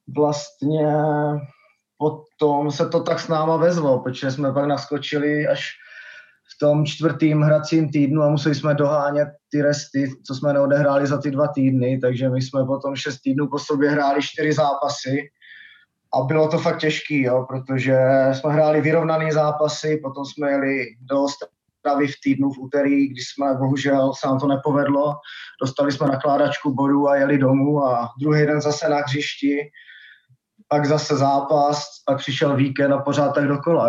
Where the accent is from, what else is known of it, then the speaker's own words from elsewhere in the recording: Blansko, South Moravian Region, Czechia; also born or lived in United States; hraju tady vlastně celou dobu v Blánsku, celý život, kromě pár sezon v Americe